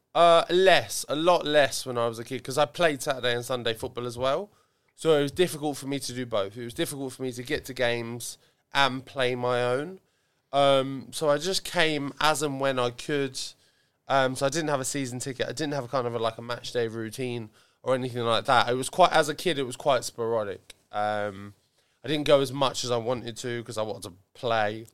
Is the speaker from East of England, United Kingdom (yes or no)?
yes; Ipswich, East of England, United Kingdom; I like Ipswich. I like my hometown. I grew up in Chartbury.